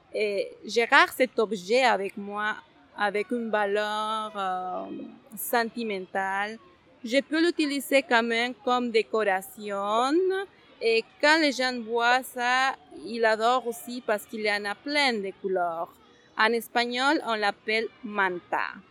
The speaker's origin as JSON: {"language": "French", "town": "Huancayo", "region": "Junín", "country": "Peru", "also_born_or_lived": "United States", "second_language": "French", "moved": "as an adult", "lives_now": "Montreal, Canada", "said": "moi, au Pérou, j'habitais dans les montagnes"}